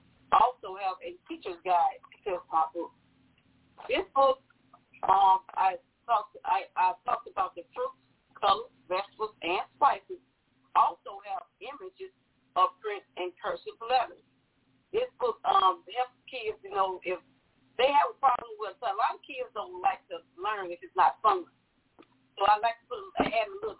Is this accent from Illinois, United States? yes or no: yes; Chicago, Illinois, United States; moved away; my hometown.